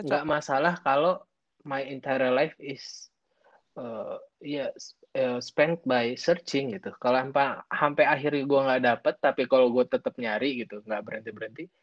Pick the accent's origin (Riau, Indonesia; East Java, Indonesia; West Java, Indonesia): West Java, Indonesia; Garut; SMP pun kan udah nggak di Garut. Gue orang Garut.